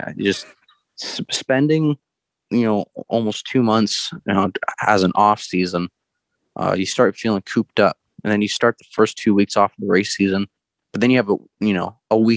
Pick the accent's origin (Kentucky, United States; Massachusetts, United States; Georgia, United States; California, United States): California, United States; Yucaipa; I grew up in Yucaipa, San Bernardino area